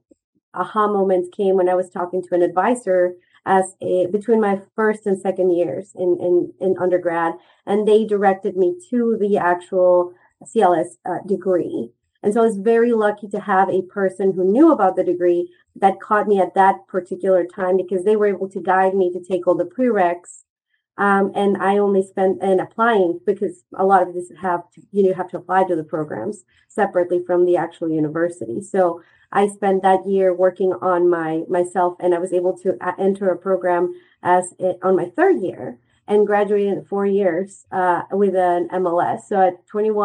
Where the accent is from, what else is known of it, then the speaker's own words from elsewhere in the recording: Mexico City, Mexico; also born or lived in North Carolina / Little Rock, Arkansas; now in Kansas, United States; I'm originally from Mexico, the country. So I was born and raised in Mexico City.